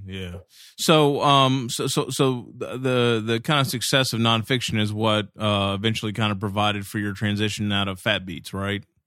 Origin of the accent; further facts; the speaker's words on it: Kentucky, United States; I'm from Kentucky originally